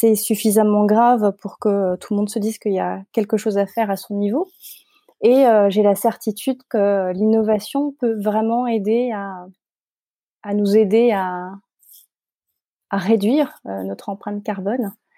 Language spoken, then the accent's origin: French; Paris, Île-de-France, France; je suis parisienne j'ai toujours vécu à Paris